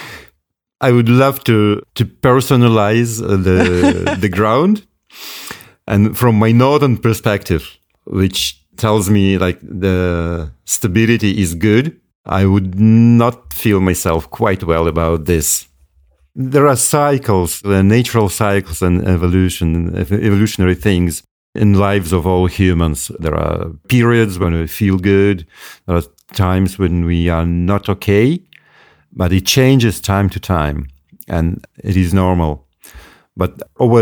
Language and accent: English; Moscow, Russia; now in Yakutia, Russia; I'm not originally from the north. I was born in Moscow, one of the biggest cities in the world, only later on, and I moved to the north